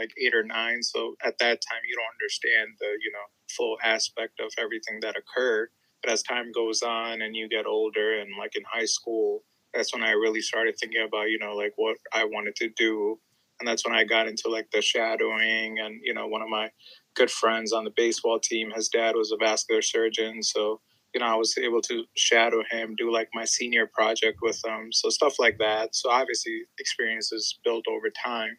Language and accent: English; India; moved away; I was born in India